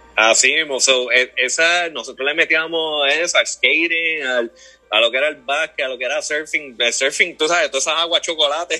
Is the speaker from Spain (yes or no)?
no; Toa Baja, Puerto Rico; yo me crié en, en Levitown, por allá toda baja